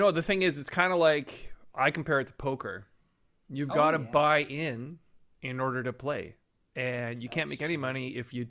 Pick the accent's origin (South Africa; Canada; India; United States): Canada; So you know I am Canadian